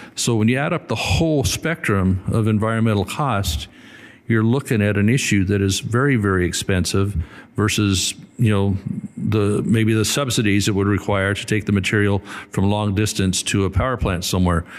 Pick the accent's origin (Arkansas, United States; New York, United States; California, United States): California, United States; Northern; I come from Northern California